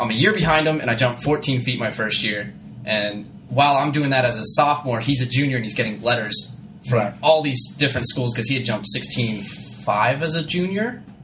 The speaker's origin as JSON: {"language": "English", "town": "Chandler", "region": "Arizona", "country": "United States", "tie": "born or raised there", "also_born_or_lived": "Albany", "said": "Growing up in Arizona, I was like little, little white guy from from Chandler, Arizona"}